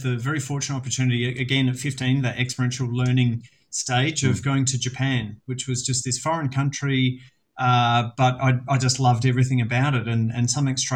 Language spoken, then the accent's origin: English; South Australia, Australia; I grew up in South Australia, as you may detect from my beautiful accent